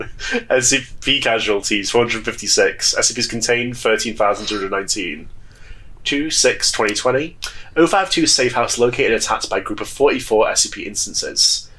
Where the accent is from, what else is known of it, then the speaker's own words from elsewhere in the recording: United Kingdom; Even though I'm British.